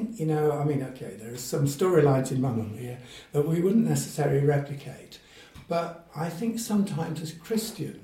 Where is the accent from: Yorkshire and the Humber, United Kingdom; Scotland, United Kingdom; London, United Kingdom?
Yorkshire and the Humber, United Kingdom; also born or lived in Middle East / Gloucestershire / Zimbabwe / West Africa; now in Derby, United Kingdom; I actually was born and brought up in Yorkshire